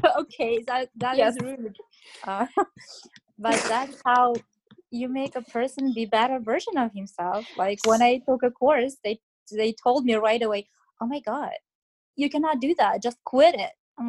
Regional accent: Kazakhstan; moved away as an adult; now in Canada; I'm in Canada for almost 3 years now, but initially I came from Kazakhstan.

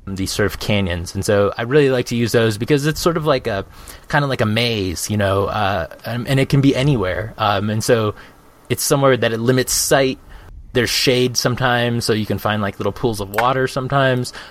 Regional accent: Phoenix, Arizona, United States; moved away; I'm from Phoenix. Um, I lived there for um, for 30 years

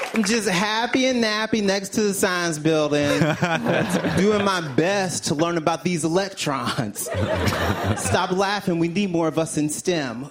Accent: Mississippi, United States; moved away as an adult; also born or lived in Alabama / Tampa; now in New York, United States; I'm from Mississippi originally.

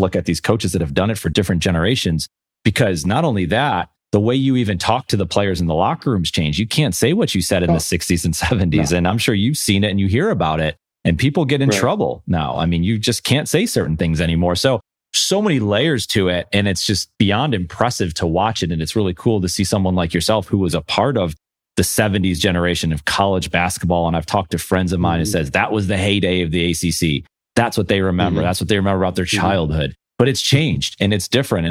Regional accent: Buffalo, New York, United States; I grew up in Buffalo, New York

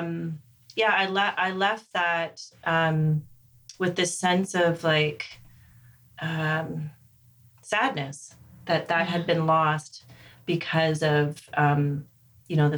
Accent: Alderville First Nation, Ontario, Canada; I grew up not far from Kingston. I grew up on Alderville First Nation

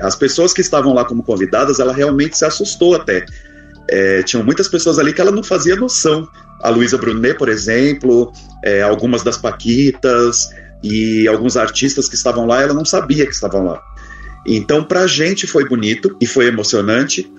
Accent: São Paulo, Brazil; eu sou de São Paulo, capital

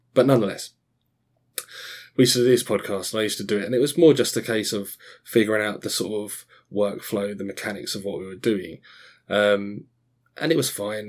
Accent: Australia; also born or lived in Scotland; now in Essex, United Kingdom; I was born in Scotland, grew up in Australia, and then I've lived in sunny Essex in England for the, since then

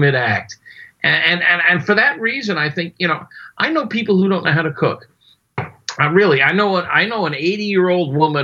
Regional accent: Florida, United States; I was raised in Florida on both coasts, on the Atlantic coast and the Gulf coast

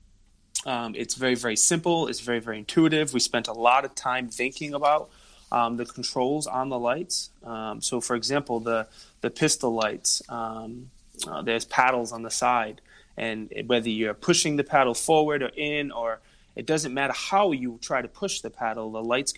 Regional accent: Rhode Island, United States; accent: Rhode Island; we are from Rhode Island

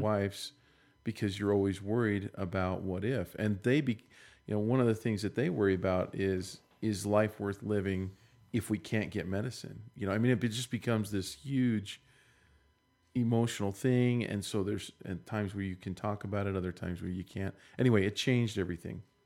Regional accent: Maryland, United States; also born or lived in Fresno, California; now in Utah, United States; I'm from Maryland.

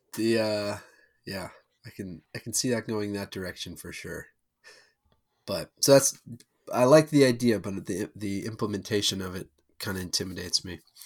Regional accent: St. Louis, Missouri, United States; now in Atlanta, United States

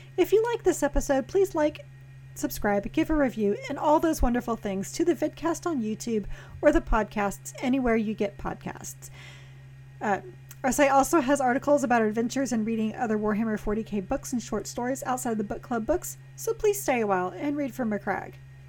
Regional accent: Texas, United States; I'm from Texas

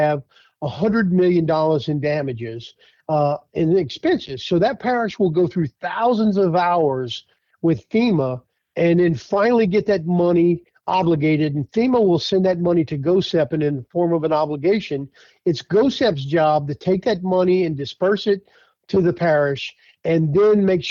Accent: Thibodaux, Louisiana, United States; the last 5 years serving in my hometown as the emergency preparedness director for the city of Thibodeaux

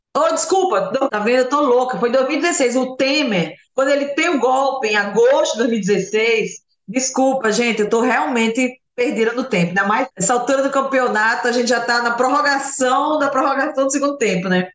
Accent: Alagoas, Brazil; minha terra, sou lagoana, a gente ceva o caranguejo

